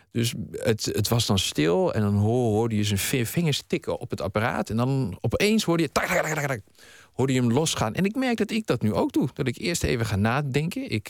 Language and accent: Dutch; Hoenderloo, Gelderland, Netherlands; also born or lived in Haarlem; Ik, ik ben eh, geboren in Haarlem, maar ik ben daar echt alleen maar geboren. Mijn ouders die woonden toen in Nieuw-Vennep. En toen ik een half jaar was, hebben ze mij en mijn oudere broer verslept naar uh, eh, Hoenderlo